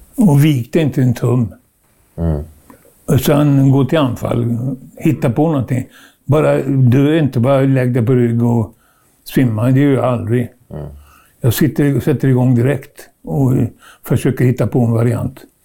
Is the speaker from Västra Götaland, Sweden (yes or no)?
yes; Trollhättan, Västra Götaland, Sweden; jag föddes i Trollhättan